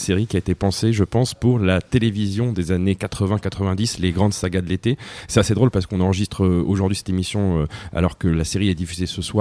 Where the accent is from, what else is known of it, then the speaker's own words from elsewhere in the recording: Russia; Je suis russe, je suis russe.